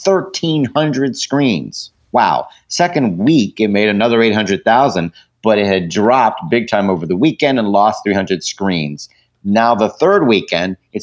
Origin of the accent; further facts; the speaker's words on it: United Kingdom; I am British